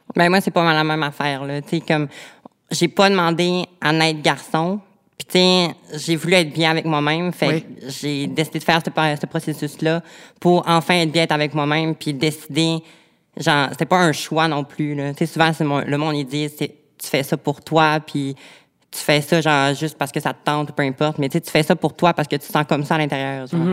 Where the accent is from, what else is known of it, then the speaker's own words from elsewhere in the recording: Quebec, Canada; je viens du Lac-Saint-Jean